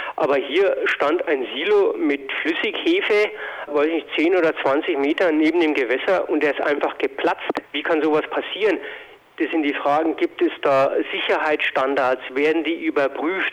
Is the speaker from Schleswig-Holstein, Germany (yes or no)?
no; Lower Bavaria, Germany; bei uns in Niederbayern